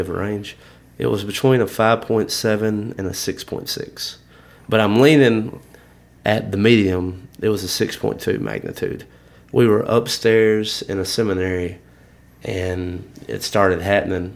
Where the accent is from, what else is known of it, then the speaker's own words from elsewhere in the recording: Alabama, United States; we're all from Alabama